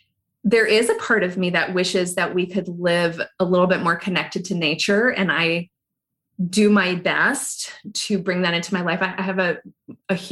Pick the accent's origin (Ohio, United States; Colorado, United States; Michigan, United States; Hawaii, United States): Hawaii, United States; Pahoa; I grew up in a little town near a little town called Pahoa, and I did go to Hilo High